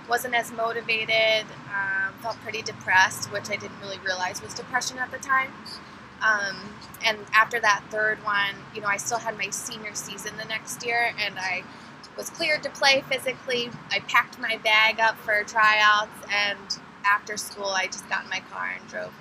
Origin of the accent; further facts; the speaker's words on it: Philadelphia, Pennsylvania, United States; also born or lived in East Carolina; I grew up in Philadelphia, or outside of Philadelphia in the suburbs